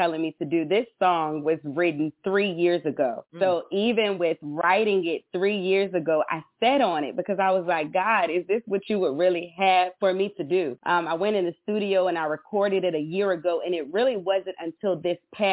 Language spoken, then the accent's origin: English; Petersburg, Virginia, United States; I am from Petersburg, Virginia